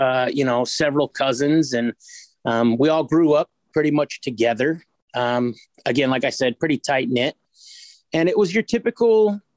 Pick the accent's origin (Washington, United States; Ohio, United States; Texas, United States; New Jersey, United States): Washington, United States; Des Moines; also born or lived in Kent, Washington / Auburn, Washington; I grew up in Des Moines, Washington